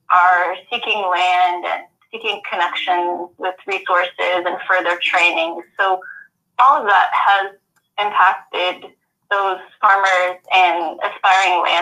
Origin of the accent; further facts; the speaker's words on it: Kansas City, United States; moved away; No, I'm originally from Kansas City